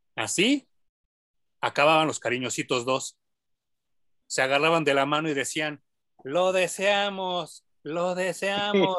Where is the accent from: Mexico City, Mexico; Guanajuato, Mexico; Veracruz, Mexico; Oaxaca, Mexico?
Mexico City, Mexico; yo crecí en Barrio Bajo, yo, yo soy de la San Rafael